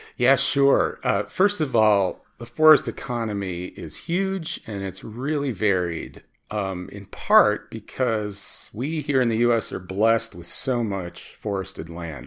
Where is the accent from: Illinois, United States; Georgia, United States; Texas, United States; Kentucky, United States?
Illinois, United States; Chicago; I grew up in Chicago